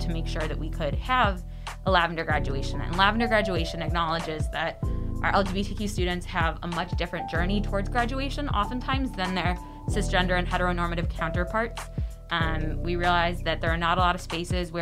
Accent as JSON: {"language": "English", "area": "Chicago suburbs", "region": "Illinois", "country": "United States", "tie": "born or raised there", "also_born_or_lived": "Indiana / Fayetteville, Arkansas", "moved": "as an adult", "lives_now": "Arkansas, United States", "said": "I'm originally from Chicagoland. I grew up in the Chicago suburbs"}